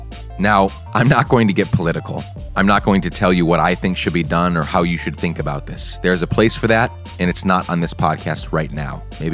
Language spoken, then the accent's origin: English; Guatemala; As some of you may know, I grew up in Guatemala.